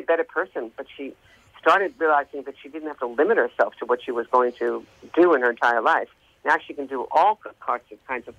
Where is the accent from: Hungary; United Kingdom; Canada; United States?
United States; New York; I sang in New York, I'm from New York.